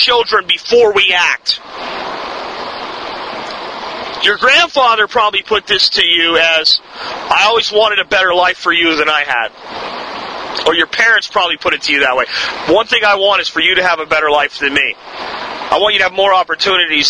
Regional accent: United States; my birthright as an American

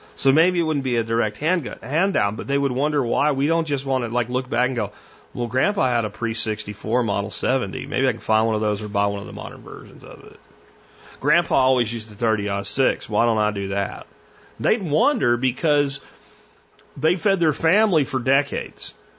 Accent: Jacksonville, Florida, United States; I grew up in Jacksonville

